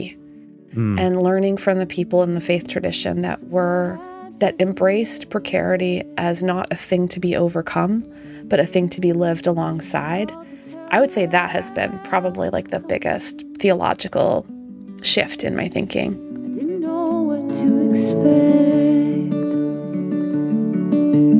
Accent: Canada; moved away; I'm the kind of Canadian who brings it up this early, I guess, in the conversation. So I'm from Canada

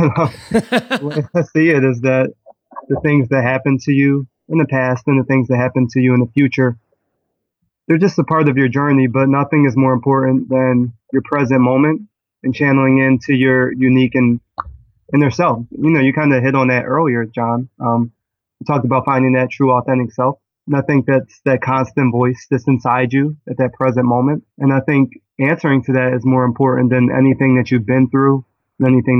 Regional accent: Philadelphia, Pennsylvania, United States; I am from Philadelphia, and I really am a lover of dance.

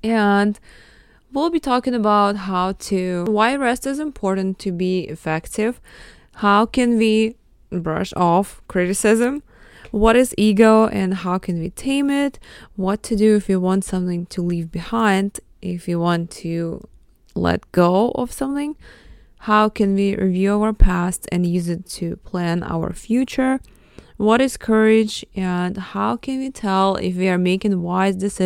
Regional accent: Mariupol, Donetsk Oblast, Ukraine; first language Russian; English is a second language; moved away; I was born in Mariupol, Ukraine

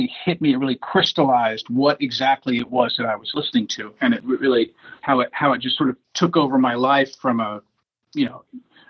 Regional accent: Washington, District of Columbia, United States; also born or lived in Detroit; I grew up in Washington, D.C.

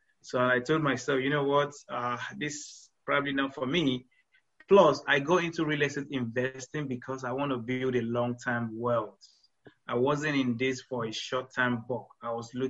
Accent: Nigeria; moved away as an adult; now in Houston, United States

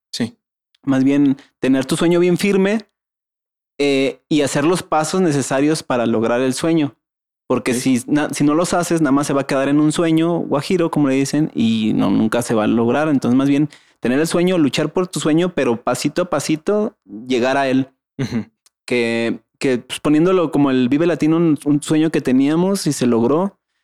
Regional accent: Mexico; para nuestra idiosincrasia como mexicanos

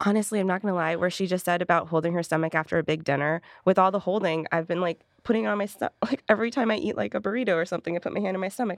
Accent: Canada; moved away; I'm from Canada? Where I'm actually gonna be going for the holidays

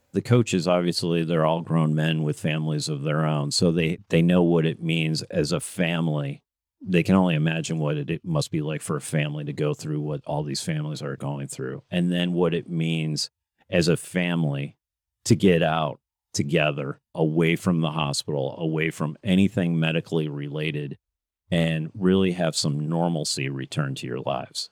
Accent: Grand Rapids, Michigan, United States; moved away as an adult; also born or lived in Midland, Michigan / Chicago; I grew up mostly in Grand Rapids. I also grew up in, in Midland, but first part of my life was in Grand Rapids, Michigan

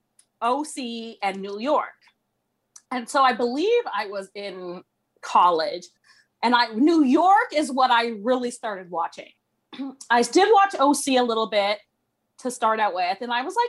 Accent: Toronto, Ontario, Canada; I'm from the Toronto area. And so I'm Canadian.

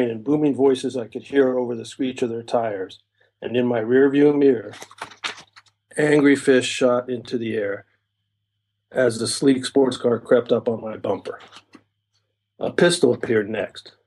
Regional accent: California, United States; moved away as an adult; also born or lived in Ohio; now in Japan; my families are from California, so I grew up there

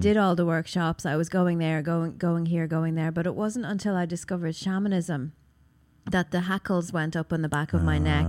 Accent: Ireland; I'm from Ireland, but I've got, you know, ancestral roots in Russia

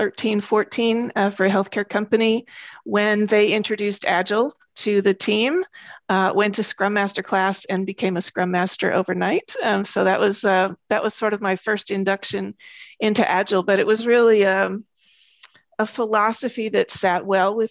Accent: United States; moved away as an adult; also born or lived in Braga, Portugal; now in Portugal; I am an American, but I have been living in Portugal for about 3.5 years

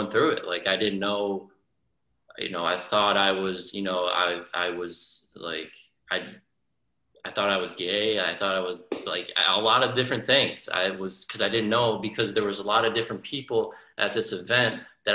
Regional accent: Lee, Massachusetts, United States; I'm actually from Massachusetts, western part of Massachusetts, a small town called Lee

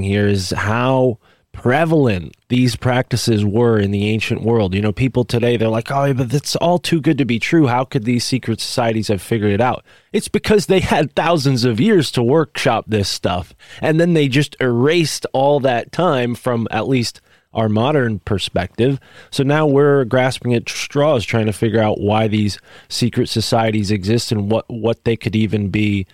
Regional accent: Connecticut near New Haven, United States; I grew up in Connecticut near New Haven

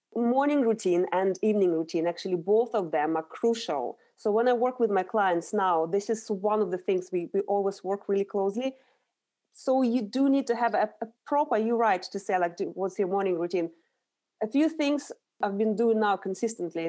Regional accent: Urals, Russia; moved away as an adult; now in London, United Kingdom; So I grew up in Russia. I was born in the very industrial area of Russia, in the Urals.

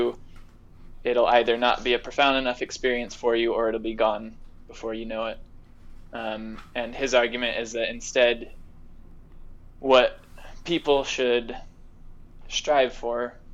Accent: Las Vegas, Nevada, United States; moved away as an adult; now in Provo, United States; We both hail from Las Vegas

